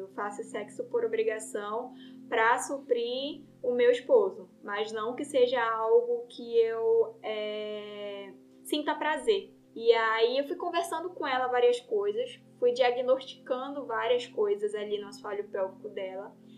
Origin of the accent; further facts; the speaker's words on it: Belém, Pará, Brazil; moved away as an adult; now in Rondônia, Brazil; eu sou de Belém, né, sou paraense.